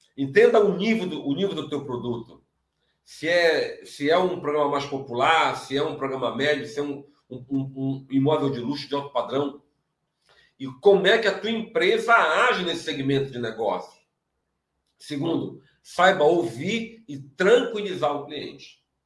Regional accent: Pará, Brazil; eu sou do Pará

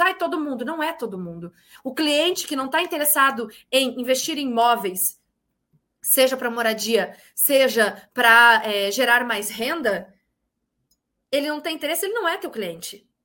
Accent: Porto Alegre, Rio Grande do Sul, Brazil; also born or lived in Bagé, Rio Grande do Sul; now in Porto Seguro, Brazil; eu sou gaúcha, natural de Porto Alegre, corrigiu, natural de Bagé, Rio Grande do Sul, criada em Porto Alegre e atualmente moro em Porto Seguro, na Bahia

